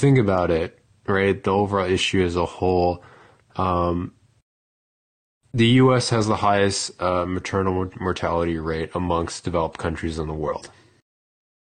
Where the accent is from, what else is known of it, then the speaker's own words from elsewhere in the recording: United States; being the American here amongst us